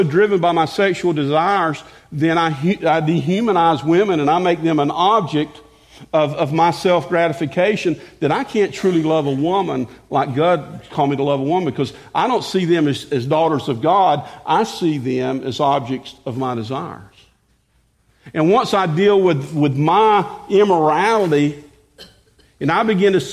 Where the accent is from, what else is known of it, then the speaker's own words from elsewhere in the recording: the South, United States; I grew up in the South